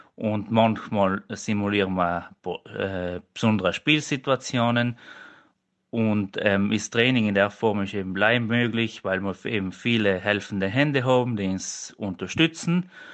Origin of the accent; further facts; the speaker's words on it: Innichen, Trentino-Alto Adige, Italy; ich komme aus Innichen